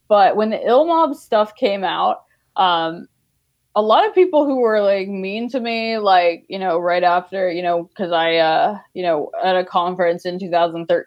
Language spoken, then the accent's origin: English; Mississippi, United States; I was also from Mississippi.